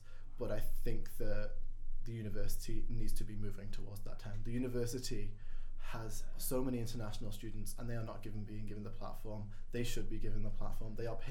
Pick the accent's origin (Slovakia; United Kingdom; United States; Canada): United Kingdom; Wales; moved away as an adult; now in Northern Ireland; I'm not from Northern Ireland, I'm not from Ireland. I am a Welsh student. I come from Wales and I speak Welsh pretty well. It's been a long time. But I can speak and read and write Welsh, and for me, Welsh is a very close thing to my heart, having that Welsh identity.